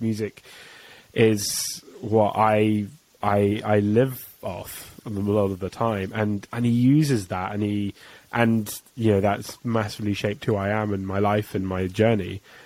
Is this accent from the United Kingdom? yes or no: yes; England, United Kingdom